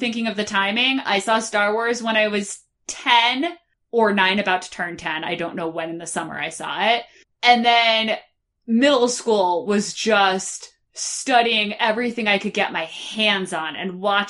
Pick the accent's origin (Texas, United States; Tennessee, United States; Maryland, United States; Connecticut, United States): Connecticut, United States; I'm from Connecticut, so I am a very defensive driver because I was surrounded by New York and Massachusetts drivers who are awful.